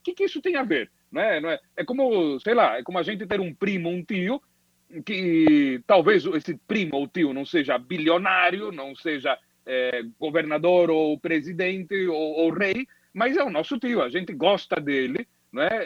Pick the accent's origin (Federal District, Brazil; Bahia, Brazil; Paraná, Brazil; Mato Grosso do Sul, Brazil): Paraná, Brazil; Londrina; Claro, bom, eu me criei em Londrina, eh, eu me considero londrinense.